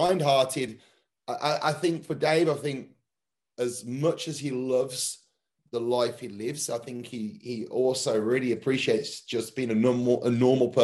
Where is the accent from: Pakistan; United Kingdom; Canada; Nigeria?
United Kingdom; England; for me being English football is it's everything.